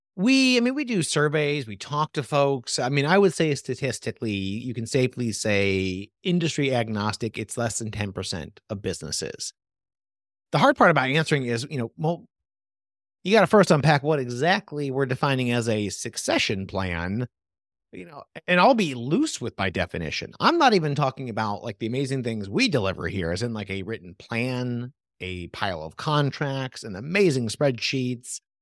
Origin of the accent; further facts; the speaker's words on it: Portland, Oregon, United States; I come from Portland, Oregon, tons of small businesses there